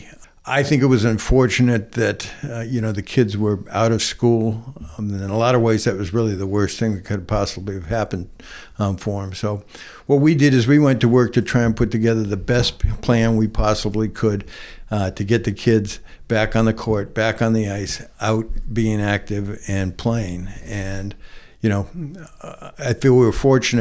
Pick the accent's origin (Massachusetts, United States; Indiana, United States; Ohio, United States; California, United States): Massachusetts, United States; Nantucket; also born or lived in South Carolina; I was born and raised here, went through all my schooling here